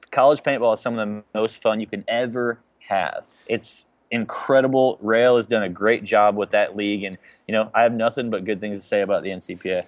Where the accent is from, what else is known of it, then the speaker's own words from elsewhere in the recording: Chicago, Illinois, United States; moved away as an adult; also born or lived in Knoxville, Tennessee; I'm from Chicago